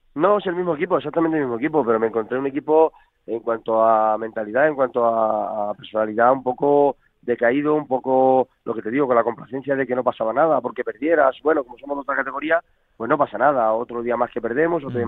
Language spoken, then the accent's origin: Spanish; Talavera de la Reina, Castilla-La Mancha, Spain; he sido canterano y soy nacido en Talavera